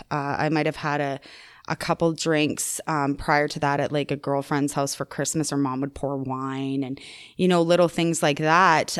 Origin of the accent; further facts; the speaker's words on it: Calgary, Alberta, Canada; also born or lived in Chestermere; I grew up in Calgary in the Northeast, Marble Park